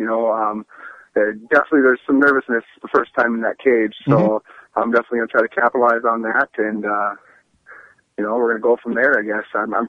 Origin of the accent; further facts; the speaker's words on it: Grand Rapids, Minnesota, United States; I'm from Grand Rapids, Minnesota.